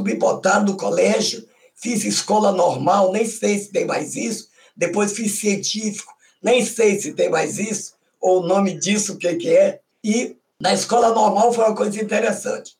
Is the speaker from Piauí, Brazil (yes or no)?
no; São Luís, Maranhão, Brazil; moved away as an adult; also born or lived in Bacabal, Maranhão; now in Rio de Janeiro, Brazil; Então eu nasci em Bacabal, fui criada lá até três, quatro anos, fui para São Luís